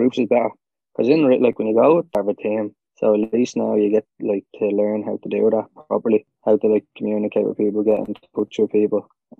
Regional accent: Dublin, Leinster, Ireland; I'm from Dublin

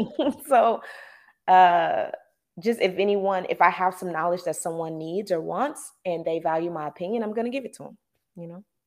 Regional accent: the South, United States; growing up in the South

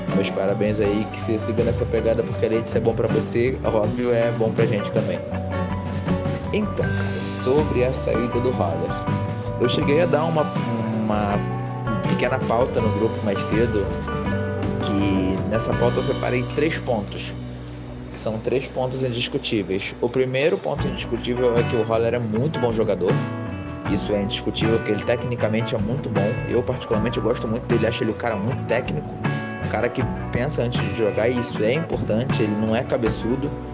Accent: Rio de Janeiro, Brazil; sou aqui do Rio de Janeiro

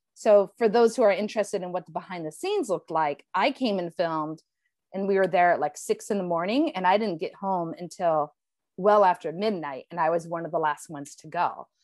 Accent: Elyria, Ohio, United States; moved away as an adult; also born or lived in Cleveland, Ohio / Los Angeles; my father's house here in my hometown of Elyria, Ohio

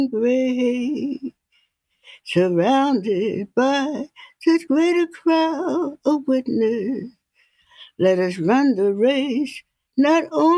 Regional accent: Philadelphia, Pennsylvania, United States; I was born in Philadelphia, Pennsylvania at the Lyman Hospital, 8th and Spruce

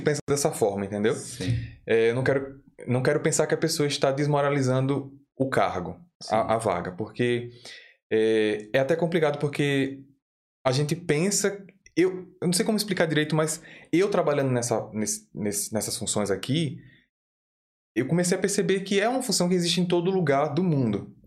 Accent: Aracaju, Sergipe, Brazil; moved away as an adult; now in Dublin, Ireland; eu sou de Aracaju, Sergipe

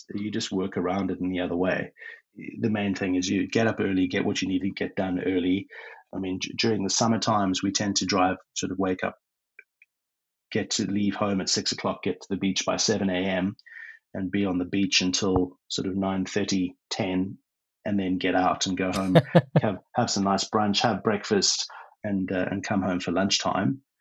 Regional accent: South Africa; moved away as an adult; also born or lived in United Kingdom; now in Brisbane, Australia; go back to South Africa to start my ancestral visa, which had to be done through Pretoria

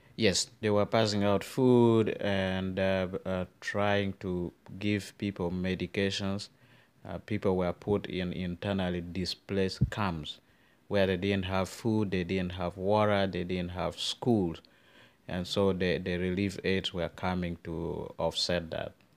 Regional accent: Northern Uganda, Uganda; growing up in northern Uganda

